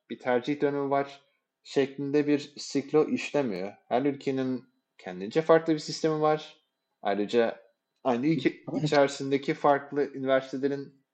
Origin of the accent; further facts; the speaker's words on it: Turkey; Ama herhangi bir şekilde işte ben de Türk'üm şu çocuk da Türk şeklinde birbirimize karşı bir yakınlık hissetmedik.